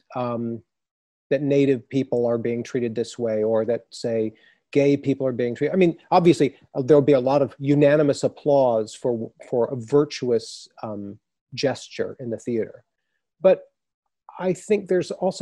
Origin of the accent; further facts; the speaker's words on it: Texas, United States; I grew up in Texas